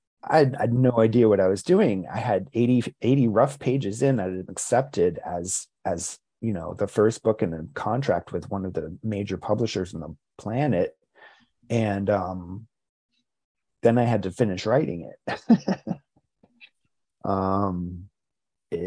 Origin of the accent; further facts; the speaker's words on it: New Jersey, United States; also born or lived in Rhode Island / Basking Ridge, New Jersey; Grew up in, spent a lot of time in my teen years in New Jersey. I was born in Rhode Island, moved to New Jersey when I was 11 years old